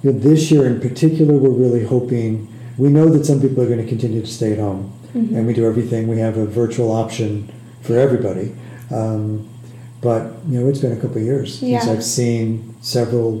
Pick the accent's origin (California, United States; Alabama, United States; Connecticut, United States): Connecticut, United States; Westport; moved away as an adult; also born or lived in Cape Cod, Massachusetts / Boston, Massachusetts; now in Evansville, United States; I grew up in Westport, Connecticut, a little town right in southern Connecticut, not far from New York City.